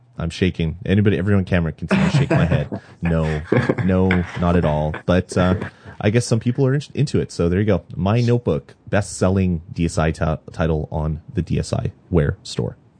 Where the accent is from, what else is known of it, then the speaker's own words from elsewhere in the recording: Canada; I'm Canadian